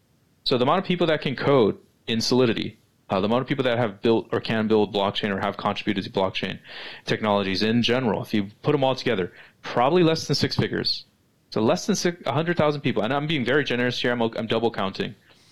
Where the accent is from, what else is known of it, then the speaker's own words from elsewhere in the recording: West Coast, United States; I'm West Coast centric, right? I'm American, so like even though I travel, my life primarily is in the United States